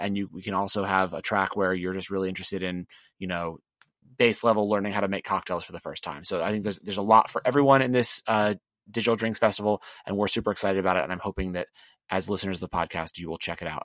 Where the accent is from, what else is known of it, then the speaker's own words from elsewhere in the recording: the South, United States; I'm from the real South